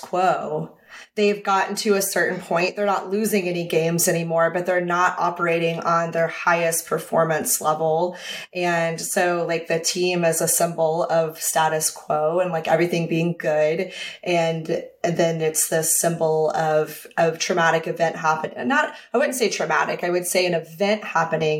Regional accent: Texas, United States; I'm from Texas

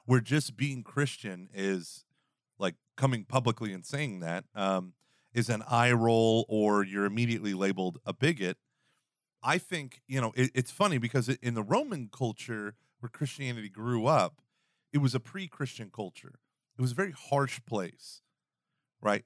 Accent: the South, United States; I'm from the South

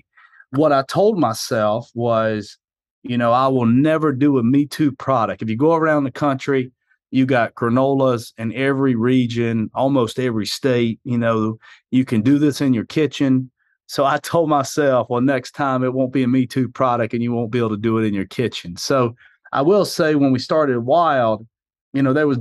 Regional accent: South Carolina, United States; accent: hillbilly; moved away as an adult; also born or lived in New York; I'm originally from South Carolina. That would explain this hillbilly accent I have

